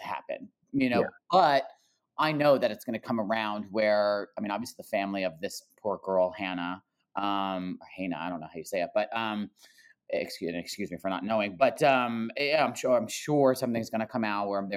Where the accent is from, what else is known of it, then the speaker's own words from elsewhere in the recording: New Jersey, United States; now in Los Angeles, United States; I'm from New Jersey